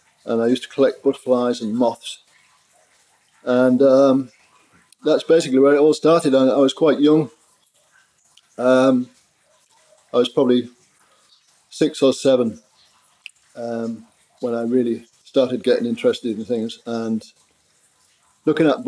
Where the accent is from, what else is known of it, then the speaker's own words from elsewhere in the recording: Yorkshire and the Humber, United Kingdom; I grew up in East Yorkshire on a farm beside the sea